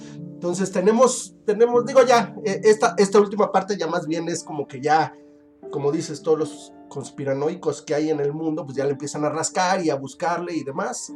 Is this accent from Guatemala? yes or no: no; Mexico; para nosotros como, mexicanos